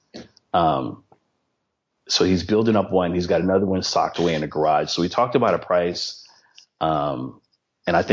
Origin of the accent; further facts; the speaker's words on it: East Palo Alto, California, United States; I grew up in East Palo Alto in Philadelphia, East Palo Alto, California